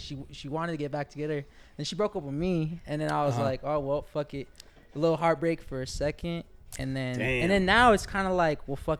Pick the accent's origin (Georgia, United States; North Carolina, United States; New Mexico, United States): New Mexico, United States; Santa Teresa; also born or lived in Las Cruces, New Mexico / El Paso, Texas; I was born in Las Cruces, spent middle school and high school in Santa Teresa.